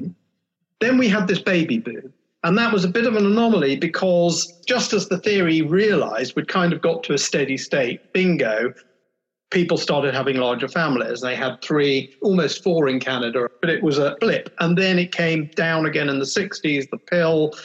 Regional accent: United Kingdom; I was born in November 1964, which was the last great burst of the baby boom. So I'm a baby boomer by 6 weeks in the UK.

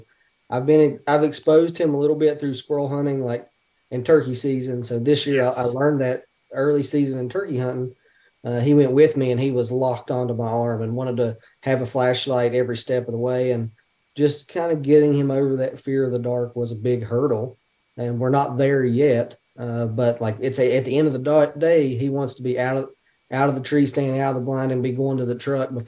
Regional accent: West Virginia, United States; now in Ohio, United States; we're from West Virginia, but we live in Ohio

